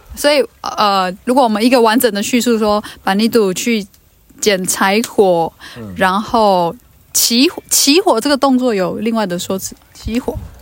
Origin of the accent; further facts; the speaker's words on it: Luona, Nantou County, Taiwan; 我们罗纳的人，罗纳是我们的部落哈，我们罗纳的人有我们自己讲话的方式